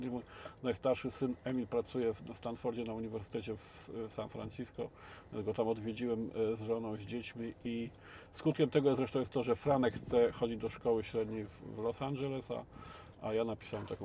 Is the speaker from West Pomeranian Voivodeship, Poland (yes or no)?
yes; Szczecin, West Pomeranian Voivodeship, Poland; jestem ze Szczecina.